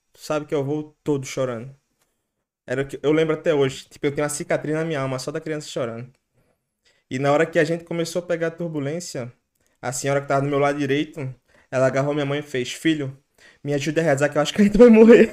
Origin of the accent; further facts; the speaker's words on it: Recife, Pernambuco, Brazil; moved away as an adult; now in Ireland; Eu sou branco, pô, eu sou de Recife